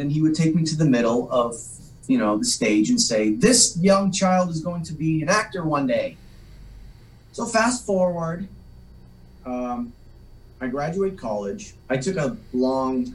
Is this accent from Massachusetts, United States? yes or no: yes; Salem, Massachusetts, United States; first language Polish; English is a second language; I grew up actually in the North Shore, Salem, Massachusetts.